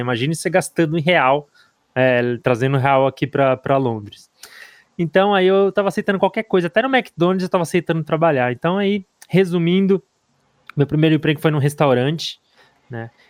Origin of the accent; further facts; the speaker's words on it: Brazil; moved away as an adult; now in London, United Kingdom; eu, como todos os, os brasileiros